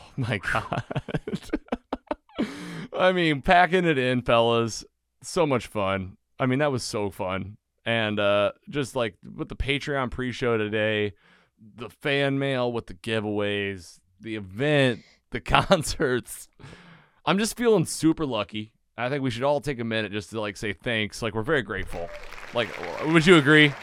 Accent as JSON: {"language": "English", "area": "Bonne Terre", "region": "Missouri", "country": "United States", "tie": "born or raised there", "said": "bond terrors where I grew up in Missouri"}